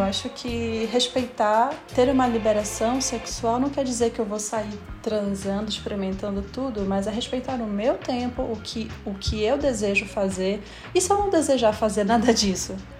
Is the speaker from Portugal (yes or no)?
no; Belém, Pará, Brazil; accent: paraense; Só quem é de Belém sabe, o sotaque paraense